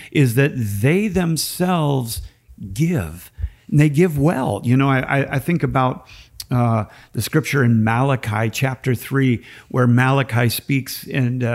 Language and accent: English; Minneapolis, Minnesota, United States; I'm from Minneapolis